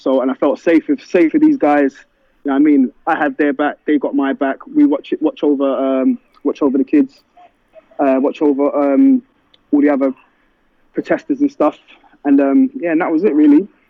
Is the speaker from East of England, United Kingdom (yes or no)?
no; London, United Kingdom; I'm from London. I've been born and bred in London.